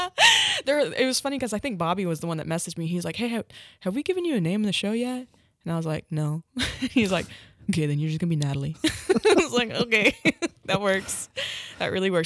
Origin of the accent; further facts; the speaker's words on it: Tahlequah, Oklahoma, United States; Tahlequah in my hometown